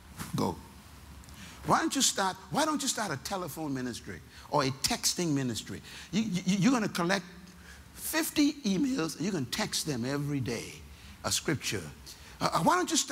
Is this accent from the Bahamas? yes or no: yes; Nassau, Bahamas; I'm from Baintown